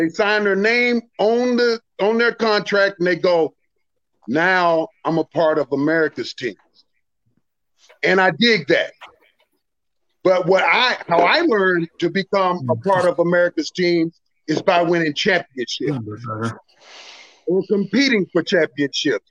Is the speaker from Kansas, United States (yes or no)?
no; Dallas, Texas, United States; I'm born and raised in Dallas, Texas